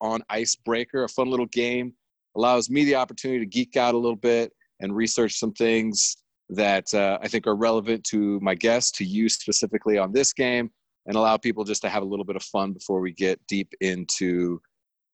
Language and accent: English; Germany; I grew up in Germany